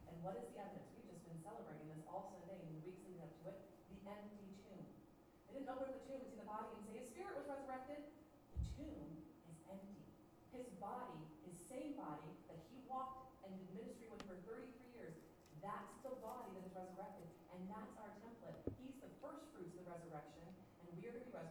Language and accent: English; United States; we're American Christians